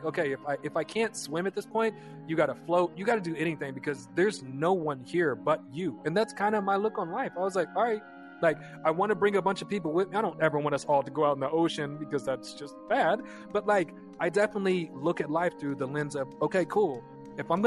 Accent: Kansas, United States; We're just like kids from Kansas

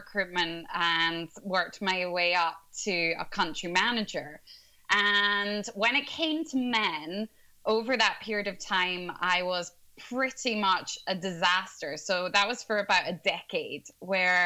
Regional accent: Scotland, United Kingdom; now in London, United Kingdom; I'm originally from Scotland, but I'm located in London now

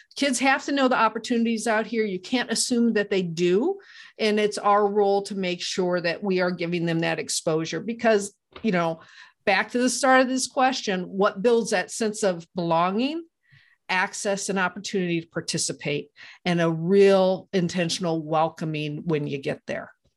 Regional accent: Iowa, United States; moved away; I'm from Iowa originally

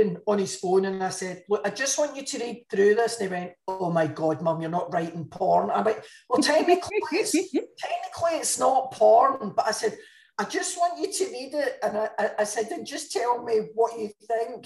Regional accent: Glasgow, Scotland, United Kingdom; moved away as an adult; now in Dordogne, France; I'm a Glaswegian

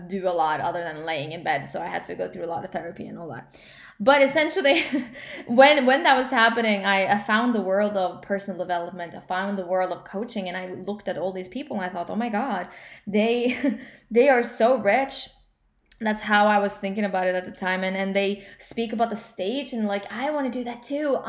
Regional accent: Norway; English is a second language; I'm obviously from Norway

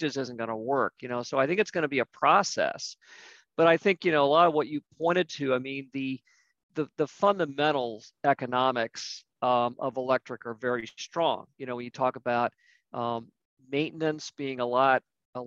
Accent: Ohio, United States; moved away as an adult; also born or lived in the East Coast; I'm originally from Ohio. I lived out east for a number of years, moved back with my wife to Ohio

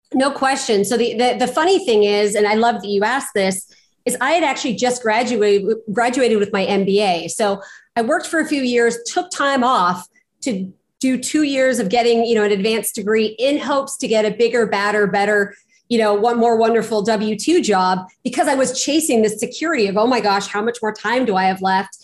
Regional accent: Pasadena, California, United States; I was born and raised in Pasadena, California

